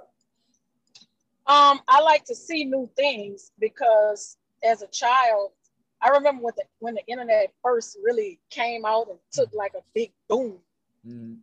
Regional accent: Houma, Louisiana, United States; I'm from Louisiana. I'm from Houma, Louisiana, 45 miles south of New Orleans.

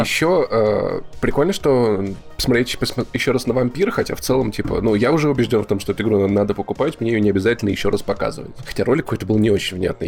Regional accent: Voronezh, Voronezh Oblast, Russia; moved away; Я пришел из, из города Воронежа, где прожил

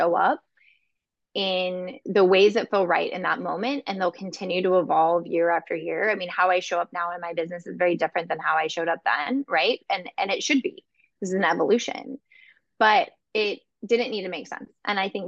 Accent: California, United States; moved away as an adult; now in Chicago, United States; I'm from California originally

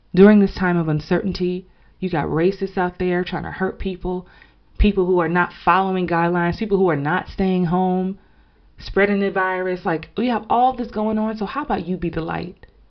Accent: New York, United States; growing up in New York

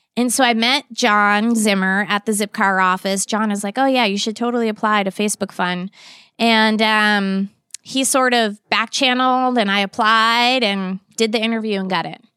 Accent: Boston, Massachusetts, United States; moved away as an adult; also born or lived in Virginia; I grew up in the Boston area

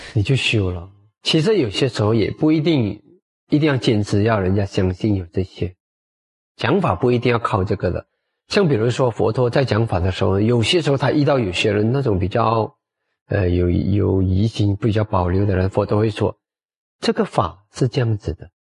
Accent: Malacca, Malaysia; 到马来家，到我们的家乡

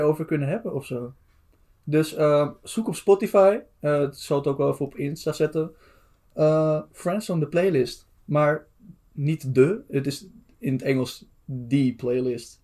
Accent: Amsterdam, North Holland, Netherlands; wij komen uit Amsterdam, zo goed als

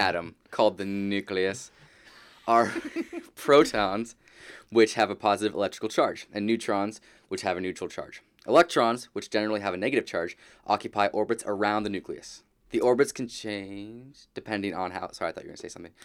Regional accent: Southern California, United States; I grew up here in Southern California.

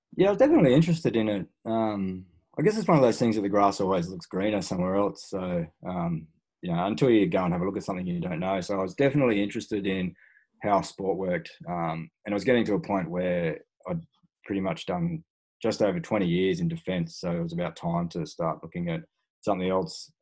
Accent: Australia; born and bred in Australia

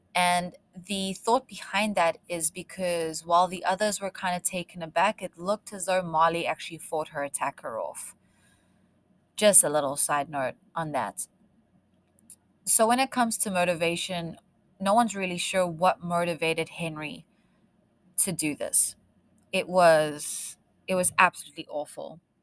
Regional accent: South Africa; accent: South African; moved away; I am South African and I spent most of my life growing up in the bush

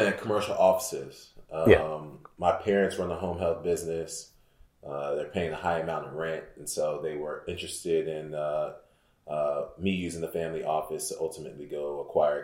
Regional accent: Houston, Texas, United States; Born and raised in Houston, both my parents straight from Nigeria

